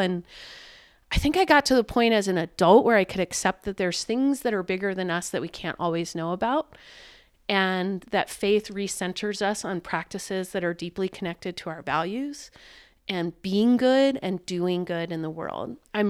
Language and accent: English; the South, United States; it's been a long life for me as a Jew. I grew up in the South in an area where I didn't live in a culturally Jewish community.